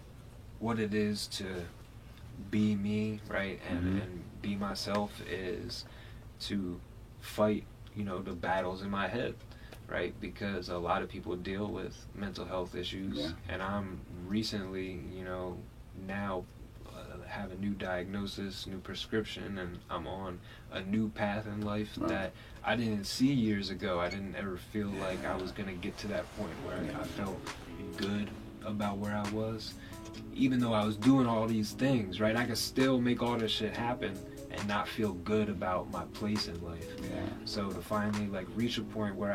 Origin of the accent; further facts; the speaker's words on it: Wilmington, Delaware, United States; We're both from Wilmington